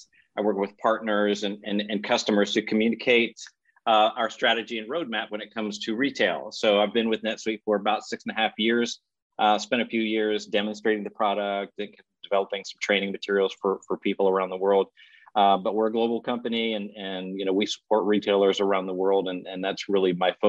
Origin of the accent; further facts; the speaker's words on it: Williamsport, Pennsylvania, United States; now in Texas, United States; I grew up in Williamsport, Pennsylvania